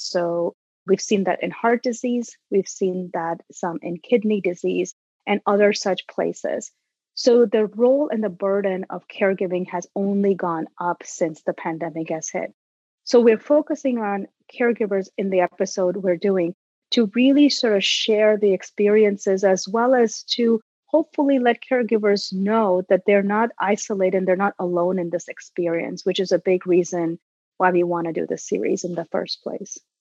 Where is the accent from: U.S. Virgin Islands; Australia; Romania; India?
India; moved away as an adult; now in United States; I grew up in India and moved here over two decades ago to pursue my graduate work.